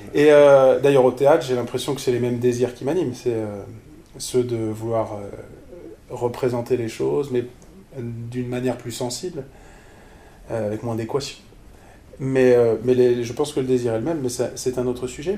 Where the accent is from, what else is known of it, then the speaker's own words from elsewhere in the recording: Strasbourg, Grand Est, France; Je suis Strasbourgeois. Donc j'ai grandi pas mal à Strasbourg, enfin avec des déménagements